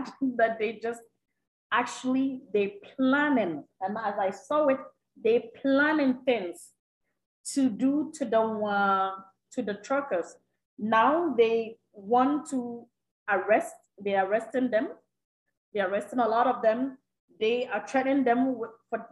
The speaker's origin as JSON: {"language": "English", "country": "Canada", "said": "as a Canadian"}